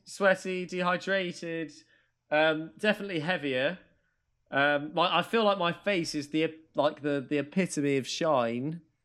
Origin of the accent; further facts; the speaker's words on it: Maidstone, South East England, United Kingdom; I grew up in Maidstone